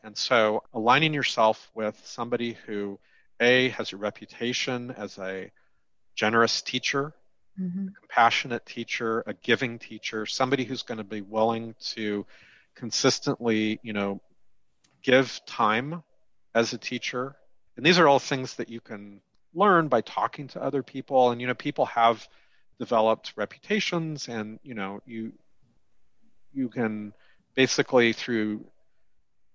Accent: West Coast, United States; also born or lived in Southern California; I'm from the West Coast

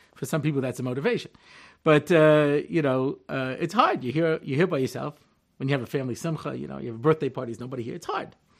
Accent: Long Island, New York, United States; moved away as an adult; now in Israel; I'm originally from Long Island, New York, and I moved to Hartzell in nineteen eighty-eight

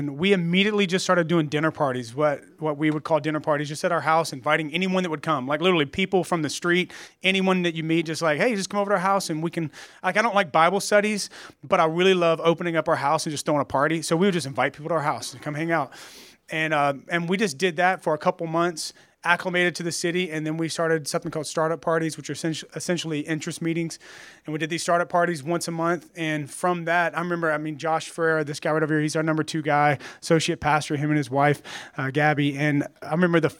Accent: Bogalusa, Louisiana, United States; moved away as an adult; also born or lived in Baton Rouge / Dallas; now in San Francisco, United States; we're from Louisiana. I was born in Bogalusa

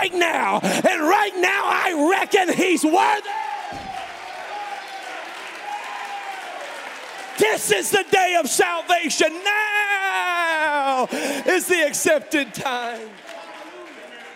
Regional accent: Memphis, Tennessee, United States; I was born in Memphis, Tennessee

